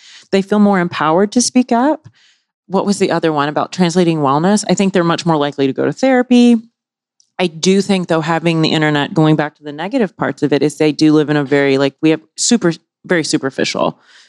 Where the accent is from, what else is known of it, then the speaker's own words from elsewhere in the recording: the South, United States; And like growing up in the South, right? Small town, et cetera.